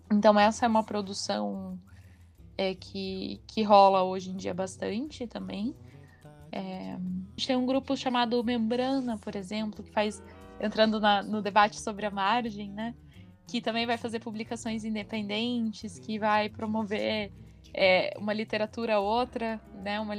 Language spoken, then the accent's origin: Portuguese; Curitiba, Paraná, Brazil; born there; em Curitiba, {S2} então eu oficialmente sou paranaense, mas a minha família é de Santa Catarina.